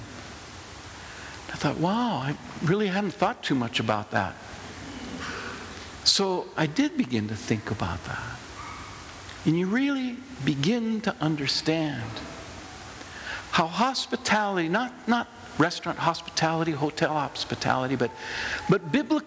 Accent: United States; accent: American; my ridiculous American accent

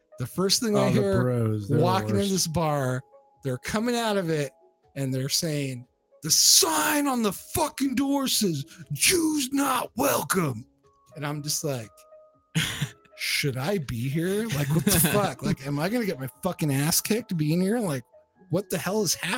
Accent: Southern California, United States; moved away; also born or lived in Pacific Northwest; I'm from Southern California

